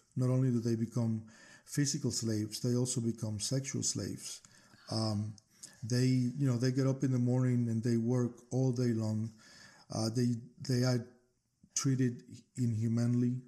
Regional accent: Cuba; moved away as an adult; now in United States; I'm actually originally from Cuba

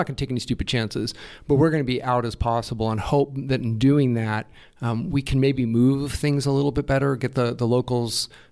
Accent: United States; moved away; as an American

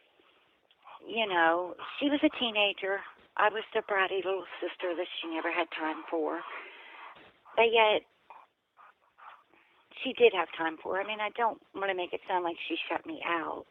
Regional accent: West Virginia, United States; we all grew up in West Virginia for the most part

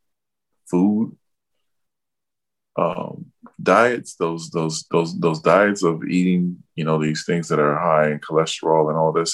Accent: Mississippi, United States; now in Minneapolis, United States; I'm originally from Mississippi myself

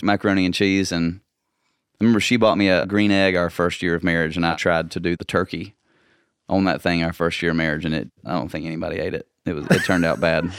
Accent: Nashville, Tennessee, United States; also born or lived in Valdosta, Georgia / San Antonio, Texas; we moved to Nashville when I was two and a half years old. But growing up in Nashville

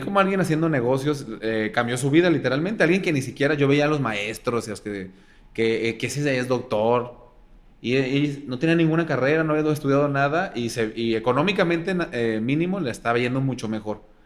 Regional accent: Guadalajara, Jalisco, Mexico; En Guadalajara, soy pseudo de Guadalajara

